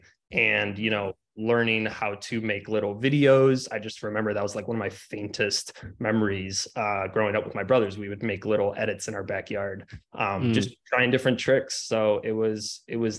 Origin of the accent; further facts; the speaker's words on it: Cleveland, Ohio, United States; I grew up in Cleveland, Ohio